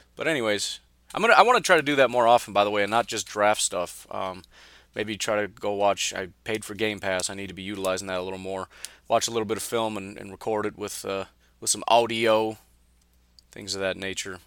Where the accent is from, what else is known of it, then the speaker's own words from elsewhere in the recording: Illinois, United States; I grew up in Illinois